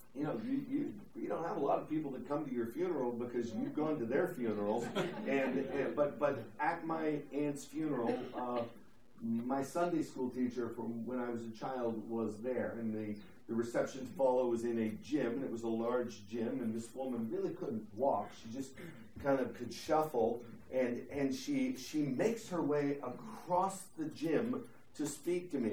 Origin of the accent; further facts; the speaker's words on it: DuBois, Pennsylvania, United States; moved away; I grew up in Du Bois, Pennsylvania.